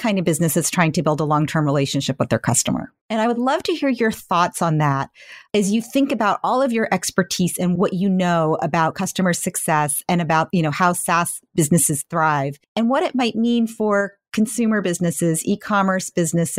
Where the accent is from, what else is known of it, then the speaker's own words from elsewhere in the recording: Menlo Park, California, United States; I grew up in Menlo Park